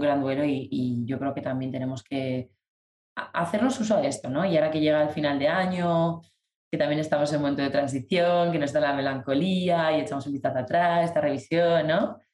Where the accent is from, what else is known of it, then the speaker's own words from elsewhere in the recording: León, Castile and León, Spain; yo estaba en León, en mi tierra